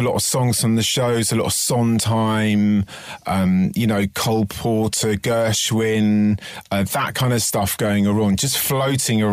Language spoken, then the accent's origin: English; London, United Kingdom; I grew up in West London, of Twickenham, St Margaret's, around there